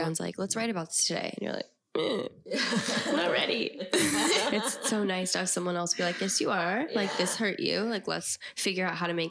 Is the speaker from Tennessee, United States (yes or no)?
yes; Nashville, Tennessee, United States; born there; also born or lived in Los Angeles, United States; I was born in Nashville and my mom was doing music back then. So we would go back and forth from Nashville to LA, around 10.